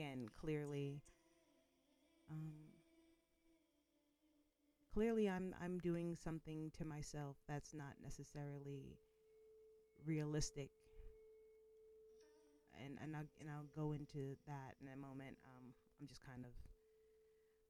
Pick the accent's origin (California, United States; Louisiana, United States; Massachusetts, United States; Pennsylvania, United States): Massachusetts, United States; Boston; also born or lived in Georgia; now in Colorado, United States; I'm originally from Boston, Massachusetts